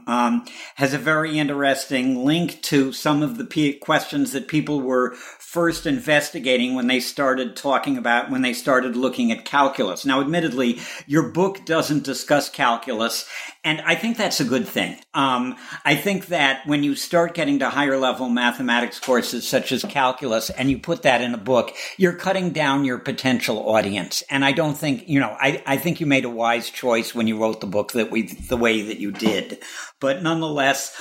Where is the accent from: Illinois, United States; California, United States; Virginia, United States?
Illinois, United States; Chicago; I'm a Chicagoan